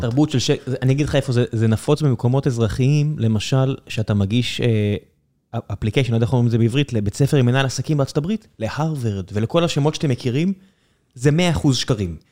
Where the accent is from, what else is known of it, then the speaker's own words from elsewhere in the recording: Southern District, Israel; אני מכיר את האזור הזה, אני דרומי